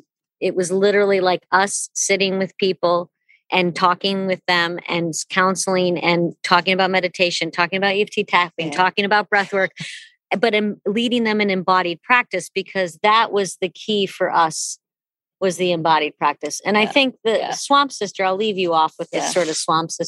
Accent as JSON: {"language": "English", "area": "North Shore of Long Island", "region": "New York", "country": "United States", "tie": "born or raised there", "said": "I grew up on the North Shore of Long Island."}